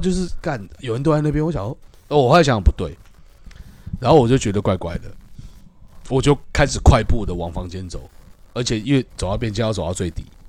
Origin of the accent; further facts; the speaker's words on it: Taiwan; 因为我是台湾人